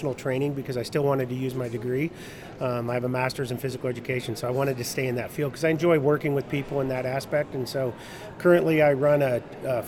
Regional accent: Renton, Washington, United States; moved away as an adult; also born or lived in Arkansas / Ohio; I grew up in the Renton, Washington area. So I grew up in Washington. I was born in Arkansas, but we moved there. My dad was in the Air Force.

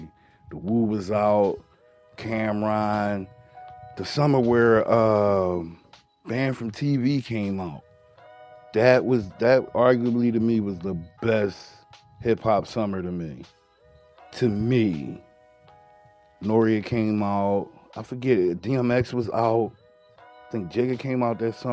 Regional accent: Philadelphia, Pennsylvania, United States; I was raised in West Philly

